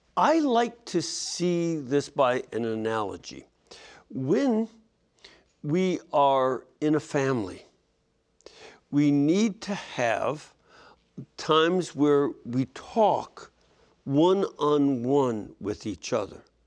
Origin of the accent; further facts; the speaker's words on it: Lebanon; moved away; I am from Lebanon